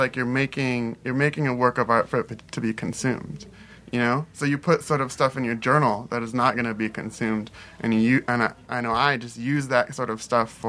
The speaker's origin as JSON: {"language": "English", "town": "Los Angeles", "region": "California", "country": "United States", "tie": "born or raised there", "said": "I grew up in Boyle Heights"}